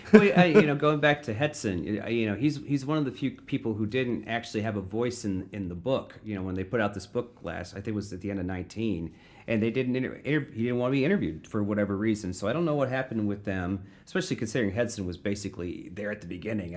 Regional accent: Florissant, Missouri, United States; I grew up in Florissant

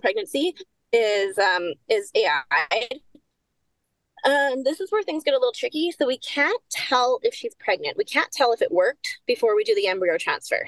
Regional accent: Saskatchewan, Canada; I grew up in Saskatchewan

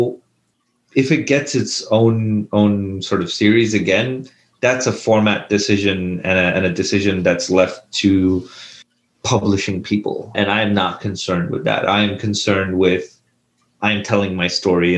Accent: India; when I was a kid growing up in India

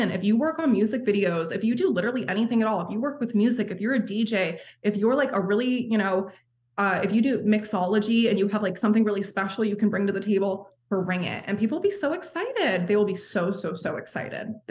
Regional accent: Maine, United States; Like I'm like, mind you, I'm from Maine

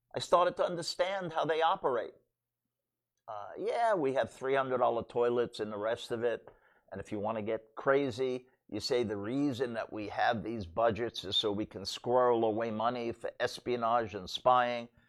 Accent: New York City, New York, United States; I grew up in Brooklyn

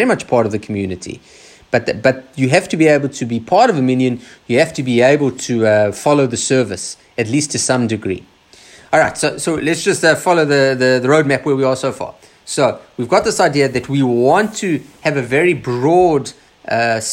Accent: Australia; us traditional Jews in Australia

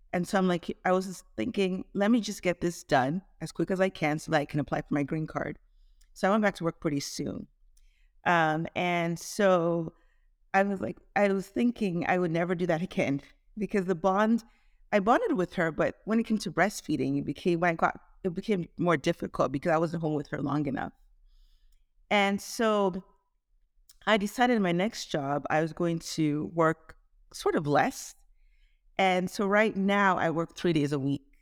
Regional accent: Toronto, Ontario, Canada; moved away as an adult; also born or lived in Nigeria / Caribbean / Shreveport, Louisiana; now in Dallas-Fort Worth, United States; I was born in Nigeria, um, grew up in Toronto, Canada

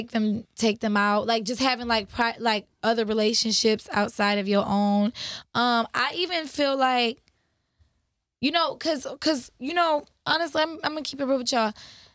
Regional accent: Michigan, United States; Cause you know, I'm from Michigan.

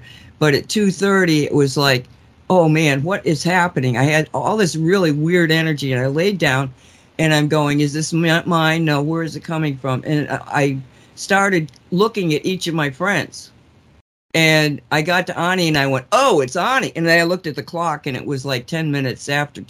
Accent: United States; on my knees grateful for being an American

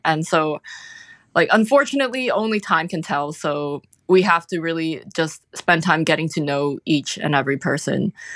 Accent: Hong Kong; moved away as an adult; also born or lived in United Kingdom; now in United States; I grew up in Hong Kong

